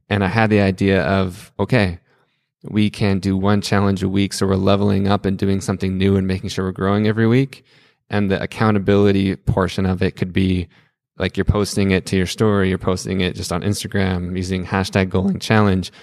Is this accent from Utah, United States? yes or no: yes; Salt Lake City, Utah, United States; moved away as an adult; now in Greenville, United States; growing up in Salt Lake City my whole life